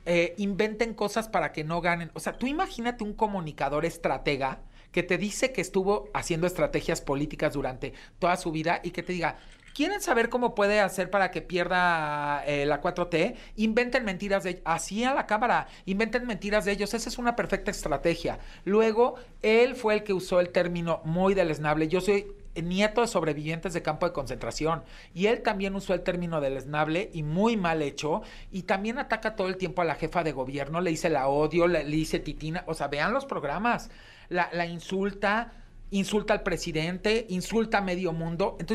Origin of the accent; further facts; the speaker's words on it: Mexico; como mexicano, tu partido es México.